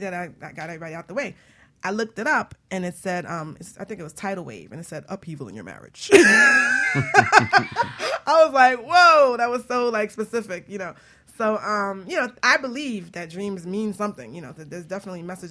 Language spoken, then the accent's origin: English; New York City, New York, United States; my old house that I grew up in the Bronx